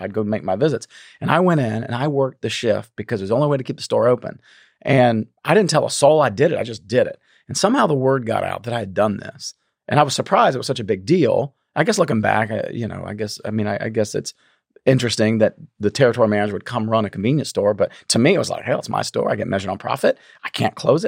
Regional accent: a small town outside of Charleston, South Carolina, United States; moved away as an adult; also born or lived in Texas / Memphis, Tennessee; I grew up in South Carolina, a small town outside of Charleston

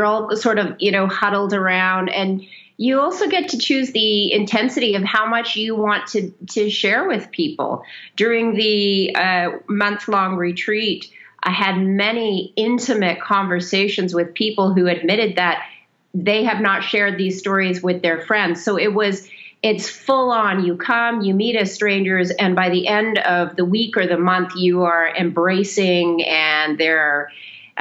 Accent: Canada; now in Saudi Arabia; we currently live in Saudi Arabia and we're Canadian

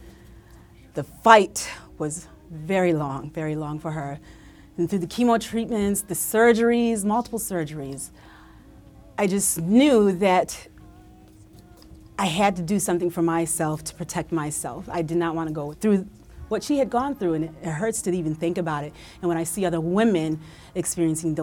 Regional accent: Utica, New York, United States; growing up in Utica in upstate New York, central New York

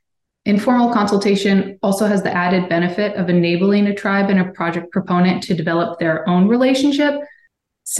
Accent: Washington, United States; my home state of Washington

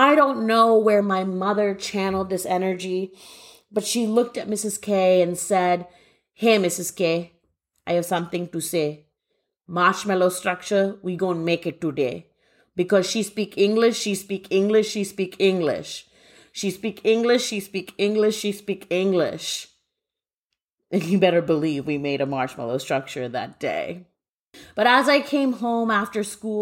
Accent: Guelph, Ontario, Canada; now in Waltham, United States; I grew up in Guelph, Ontario, Canada

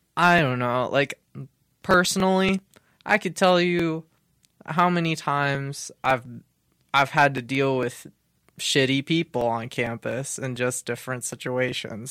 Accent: Hutchinson, Kansas, United States; I am from Hutchinson, Kansas, uh, uh, for most of my life at least

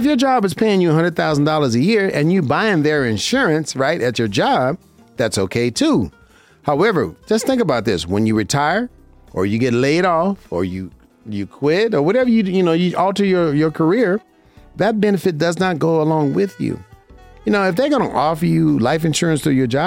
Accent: Las Vegas, Nevada, United States; I'm from Vegas

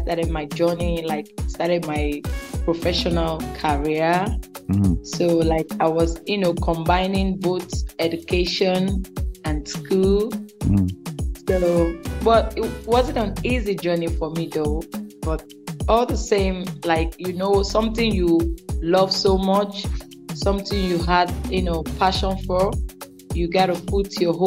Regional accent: Lagos, Nigeria; moved away as an adult; now in Saudi Arabia; I was born and brought up in Lagos

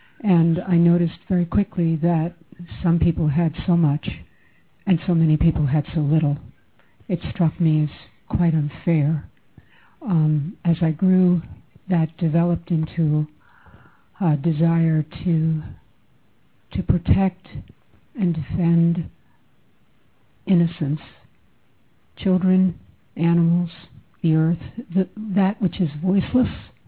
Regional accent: New York City, New York, United States; I'm a native New Yorker, and I grew up in Manhattan. I went to high school in Manhattan, and my high school was located in a very ritzy part of town.

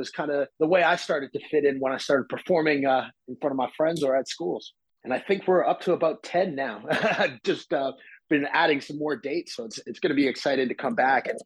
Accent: Ontario, Canada; also born or lived in Saskatchewan; I was born in Saskatchewan, and my mother's from there, and my dad is from Cape Breton, Nova Scotia. So I'm a sixth generation Canadian, and I grew up all over Ontario before finally settling in Woodbridge

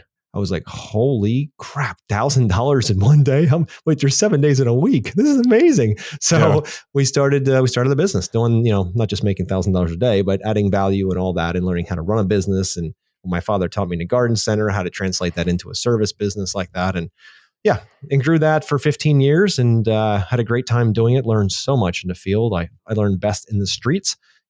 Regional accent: Easton, Pennsylvania, United States; I was born and raised in Easton, Pennsylvania, a little town next to the Delaware River, about as east of, as far as east you can get in Pennsylvania before you end up in New Jersey.

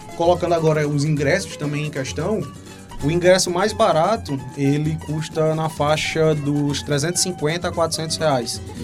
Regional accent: João Pessoa, Paraíba, Brazil; also born or lived in Hungary; sou aqui de João Pessoa, amo João Pessoa, inclusive quero construir minha vida aqui

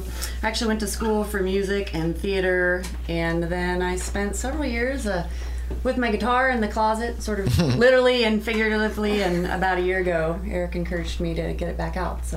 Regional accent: Sedalia, Missouri, United States; now in Columbia, United States; I'm from Columbia now. I grew up in Sedalia, but I'm a transplant. This is home now.

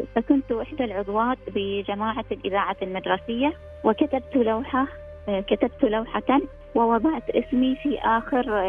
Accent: Oman; أنا من سلطنة عمان

